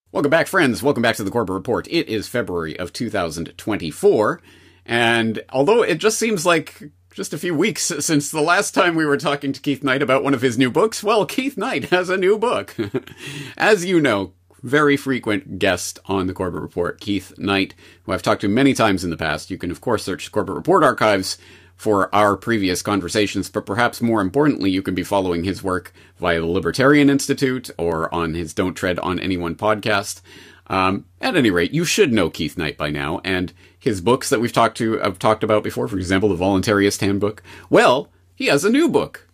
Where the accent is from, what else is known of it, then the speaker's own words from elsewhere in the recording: Canada; Myself, as a Canadian, I was brought up in the Canadian indoctrination system